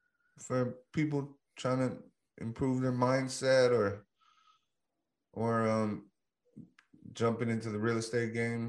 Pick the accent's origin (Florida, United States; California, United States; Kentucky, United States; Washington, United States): California, United States; San Francisco; growing up in San Francisco